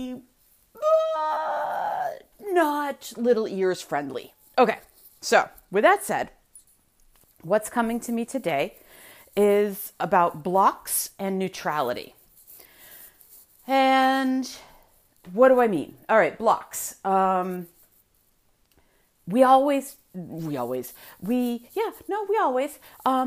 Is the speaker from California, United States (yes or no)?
no; Massachusetts, United States; I'm from Massachusetts.